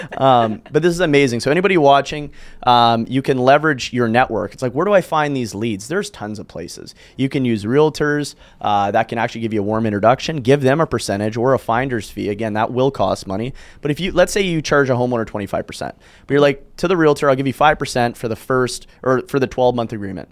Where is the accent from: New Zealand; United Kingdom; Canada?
Canada; Calgary, Alberta; I'm from Calgary. It's a city in Canada.